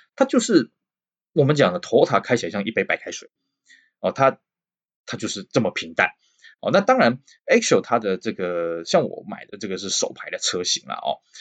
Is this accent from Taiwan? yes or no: yes; Taiwan; 我们台湾人